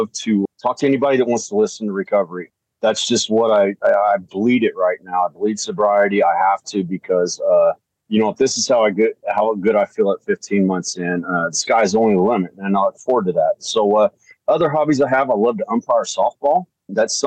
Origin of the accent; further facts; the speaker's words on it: small town outside Evansville, Southern Indiana, United States; I'm from Southern Indiana, a little small town outside of Evansville